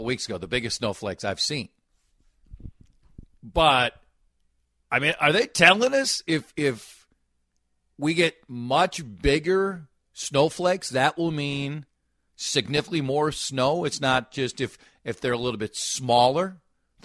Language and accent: English; Minnesota, United States; I'm a Minnesotan.